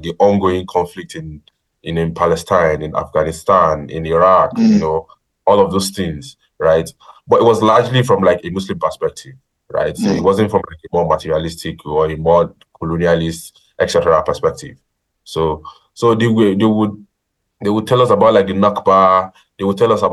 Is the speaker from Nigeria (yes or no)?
yes; Ogun State, Nigeria; I'm from Ogun State.